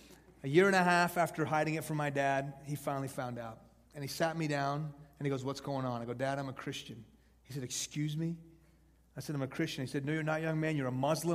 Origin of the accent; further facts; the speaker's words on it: Houston, Texas, United States; also born or lived in Iran; I was born in Houston when I was 2. My family moved to Iran. When I was 6, the Islamic Revolution hit that country, and we moved back to Houston